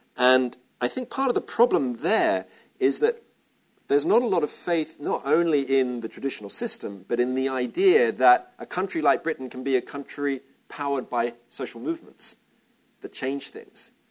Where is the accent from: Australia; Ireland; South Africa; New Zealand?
Australia; I'm Australian